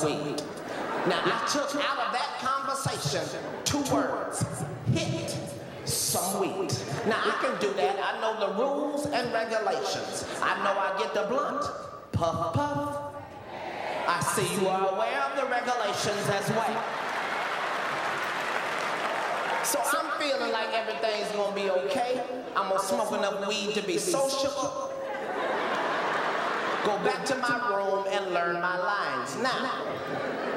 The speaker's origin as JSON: {"language": "English", "town": "Cincinnati", "region": "Ohio", "country": "United States", "tie": "born or raised there", "moved": "yes", "lives_now": "Los Angeles, United States", "said": "where I grew up in Avondale"}